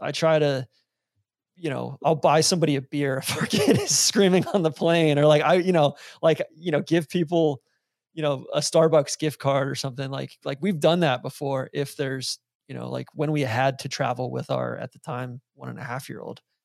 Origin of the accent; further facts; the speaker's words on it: Atlanta, Georgia, United States; moved away; also born or lived in Jacksonville; being from Atlanta